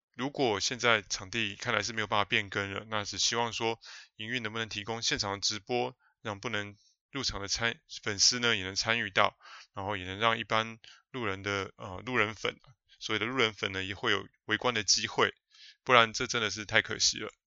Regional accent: New Taipei, Taiwan; 我是碧潭边长大的小孩哦，从出生呢就住在吊桥桥头旁边的那个新店街上面，哦，一直住到上幼稚园才搬家

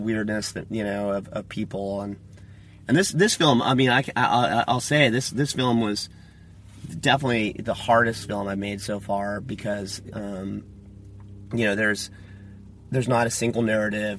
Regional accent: Tollhouse, California, United States; I'm a California native. I was uh, born and raised in Toll House, which is near Yosemite Valley, and it's kind of between Fresno and Yosemite

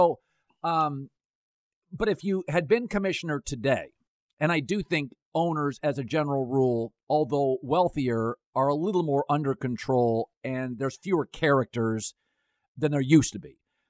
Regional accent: Las Vegas, Nevada, United States; Okay, so I grew up in Vegas, so I'm comfortable with it

